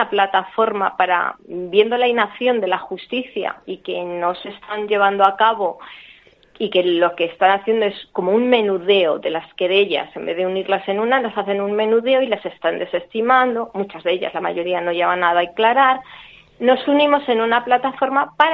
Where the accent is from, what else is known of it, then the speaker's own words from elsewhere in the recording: Madrid, Community of Madrid, Spain; para que en Madrid, en este caso, porque nosotros somos de Madrid, esa investigación se lleva a cabo